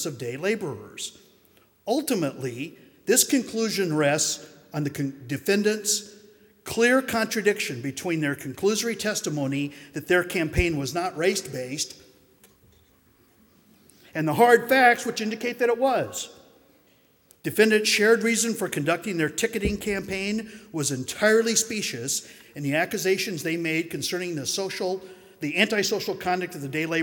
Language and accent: English; New Mexico, United States; my home state of New Mexico